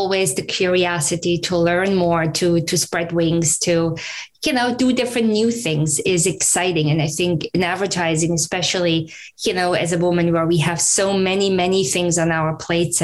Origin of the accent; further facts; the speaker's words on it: Germany; accent: German; English is a second language; moved away as an adult; now in United States; I'm originally from Germany. You might pick up the accent still.